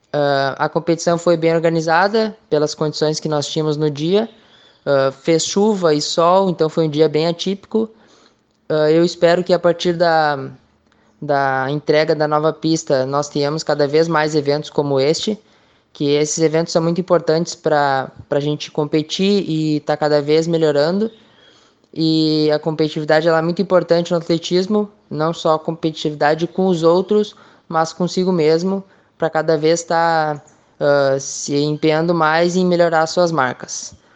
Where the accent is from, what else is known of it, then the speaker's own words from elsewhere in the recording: Santa Maria, Rio Grande do Sul, Brazil; sou daqui de Santa Maria